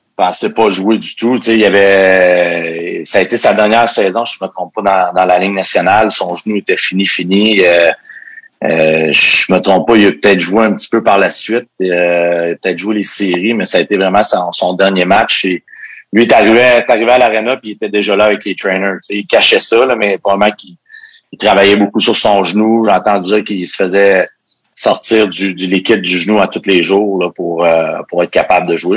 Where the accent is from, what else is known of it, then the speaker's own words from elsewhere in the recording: Quebec City, Quebec, Canada; je venais de Québec.